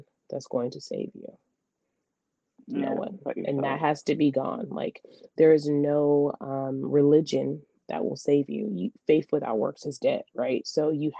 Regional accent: Memphis, Tennessee, United States; Y'all know that's my hometown

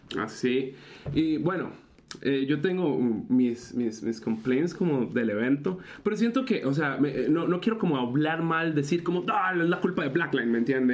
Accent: Costa Rica; todos los ticos dentro y fuera del país

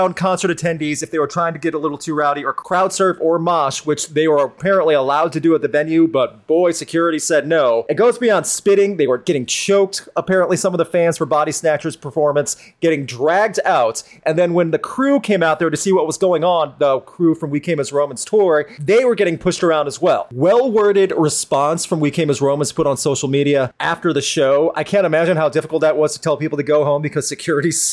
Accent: St. Louis, Missouri, United States; St. Louis, Missouri, my hometown.

